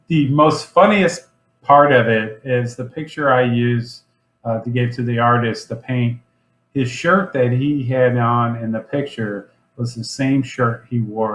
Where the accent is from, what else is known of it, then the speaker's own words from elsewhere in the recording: Lake St. Louis, Missouri, United States; I grew up in St. Charles County, grew up out of Lake St. Louis and presently live in St. Peter's